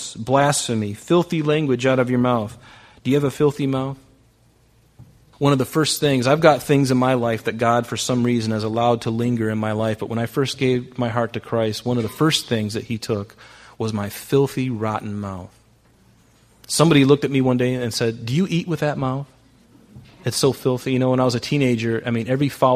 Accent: United States; I'm American.

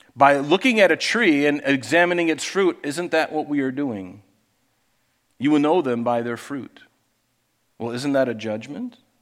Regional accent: Pine Island, Florida, United States; moved away; growing up on Pine Island in Southwest Florida

